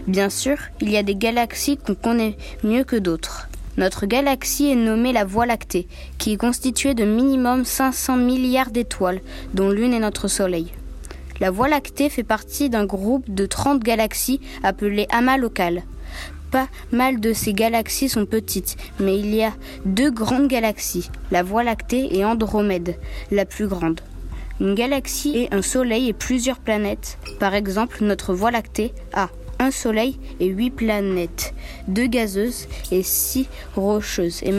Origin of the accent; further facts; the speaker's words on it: Corsica, France; Non, je viens de Corse.